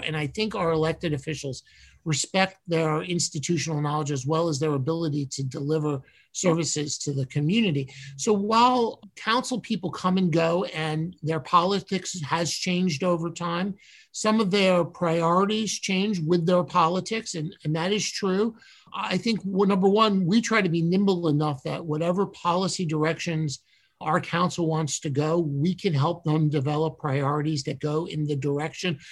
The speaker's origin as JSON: {"language": "English", "town": "New York City", "region": "New York", "country": "United States", "tie": "born or raised there", "moved": "as an adult", "lives_now": "Chambersburg, United States", "said": "I was born and raised in New York City, went to both high school and college in Manhattan. So I am a true New Yorker"}